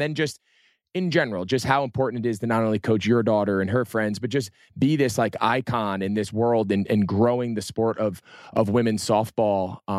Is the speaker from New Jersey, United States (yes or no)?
yes; New Jersey, United States; I'm from New Jersey.